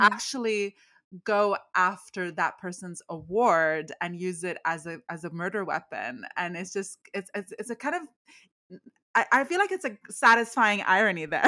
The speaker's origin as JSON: {"language": "English", "country": "Canada", "said": "I grew up, like, in the eighties, and even though I'm Canadian, I'm totally, like, I was raised on American culture"}